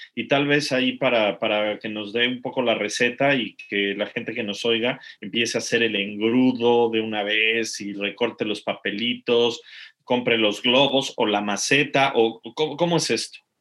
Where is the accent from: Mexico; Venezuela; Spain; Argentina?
Mexico; moved away; los que somos mexicanos